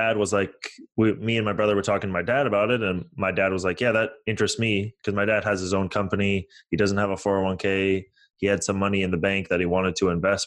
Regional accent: San Francisco Bay Area, California, United States; also born or lived in Toronto, Canada; I was born in Toronto, Canada. I moved to the United States in 2000. I moved to San Francisco.

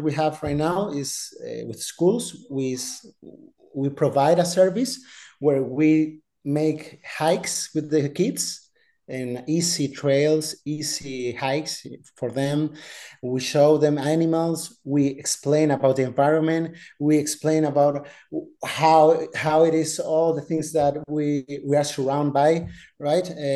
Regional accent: Madrid, Community of Madrid, Spain; English is a second language; I was born here in Madrid, in Spain. I've been here from here my entire life.

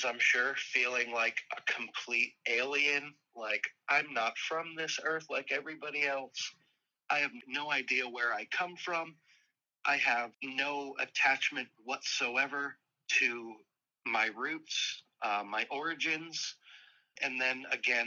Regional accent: San Diego, California, United States; I was born in San Diego, California.

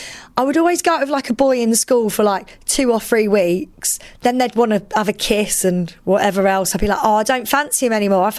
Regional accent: East of England, United Kingdom; I identify as a female lesbian. Growing up in Essex, it was very much like I was with the popular girls all the time at school

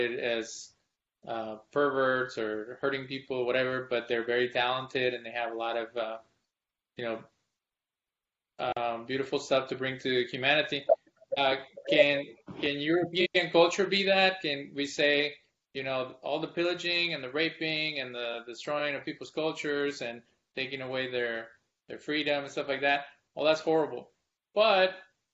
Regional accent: Mexico; now in Texas, United States; I was born in Mexico

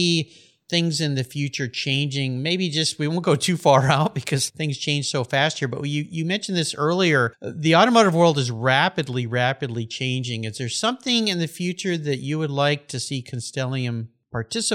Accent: Southern California, United States; I grew up in Southern California where I surfed all the time

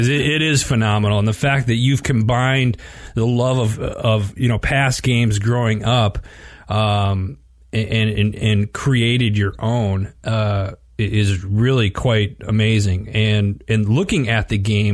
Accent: Wisconsin, United States; I grew up in Wisconsin

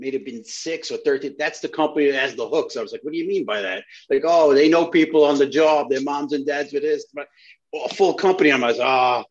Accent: New York City, New York, United States; also born or lived in Italy / Hungary / Spain; I grew up in the Flatland section of Brooklyn.

